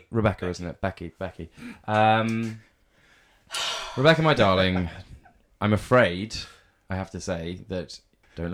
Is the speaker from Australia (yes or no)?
no; England, United Kingdom; I, as an English